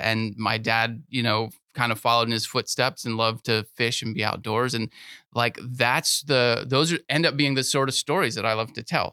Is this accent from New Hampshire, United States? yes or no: no; Sebring, Florida, United States; now in Lakeland, United States; I grew up in Sebring, Florida, which is, uh, even smaller than Lakeland